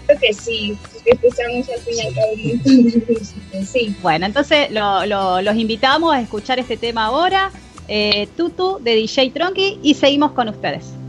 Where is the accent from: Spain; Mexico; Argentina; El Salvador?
Argentina; nosotros somos muy matero acá los argentinos